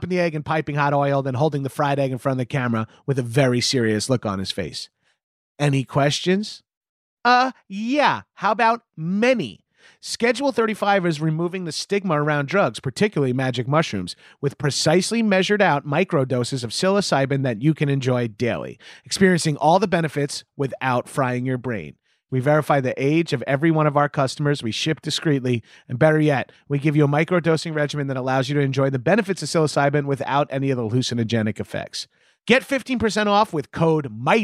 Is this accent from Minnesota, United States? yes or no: no; Long Island, New York, United States; moved away; I grew up on Long Island